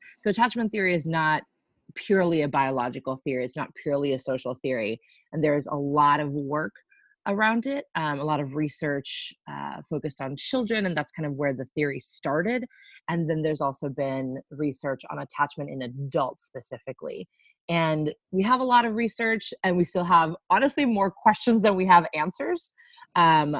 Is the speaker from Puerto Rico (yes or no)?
yes; Puerto Rico; now in Boston, United States; I am Boston-based, though born and raised in Puerto Rico